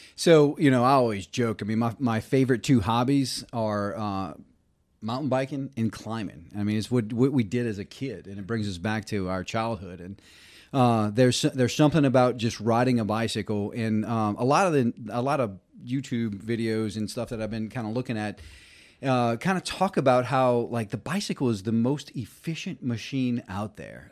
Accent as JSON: {"language": "English", "town": "Reserve", "region": "Louisiana", "country": "United States", "tie": "born or raised there", "moved": "yes", "said": "grew up in, uh, a, a town called Reserve, Louisiana"}